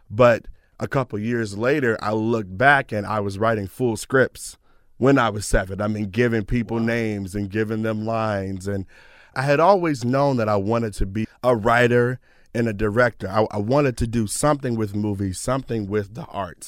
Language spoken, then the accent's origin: English; Detroit, Michigan, United States; moved away as an adult; now in Irvine, United States; a Detroiter